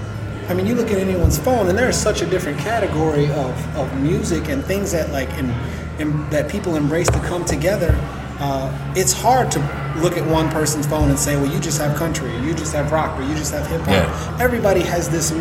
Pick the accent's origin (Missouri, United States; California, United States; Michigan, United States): Michigan, United States; West; also born or lived in Grand Rapids; now in Detroit, United States; I grew up in West Michigan